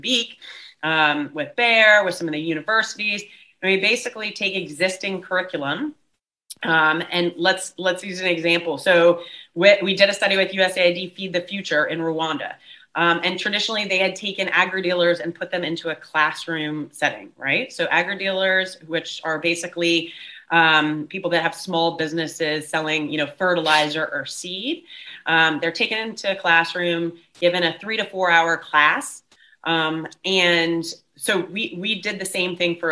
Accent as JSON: {"language": "English", "country": "United States", "moved": "as an adult", "lives_now": "Cape Town, South Africa", "said": "I'm American, but moved nearly 17 years ago, actually, to South Africa"}